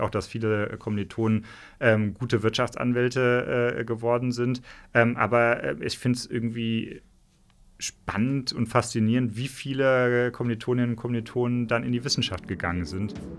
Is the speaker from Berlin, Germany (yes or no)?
no; Hesse, Germany; moved away as an adult; also born or lived in Ruhr area / Marburg area / Taunus / London; now in Trier, Germany; meine Familie kommt aus dem Ruhrgebiet, ja. ähm, aber da sind wir ziemlich schnell äh, weggezogen. Deswegen bin ich in Hessen aufgewachsen